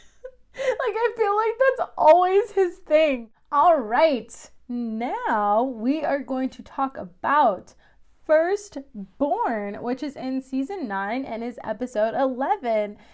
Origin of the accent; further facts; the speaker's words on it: Missouri, United States; it is in Missouri, which is my home state